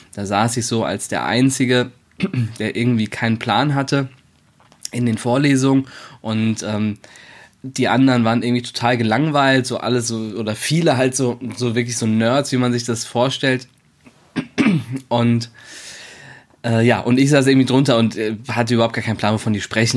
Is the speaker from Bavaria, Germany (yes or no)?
no; Wiesbaden, Hesse, Germany; moved away as an adult; also born or lived in Berlin; Ich komme zwar ursprünglich auch aus Wiesbaden, habe aber anderthalb Jahre in Berlin gewohnt